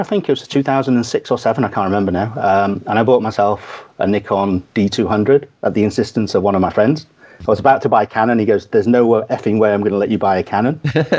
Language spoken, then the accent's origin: English; Kathmandu, Bagmati, Nepal; born there; Yeah, Kathmandu, Nepal.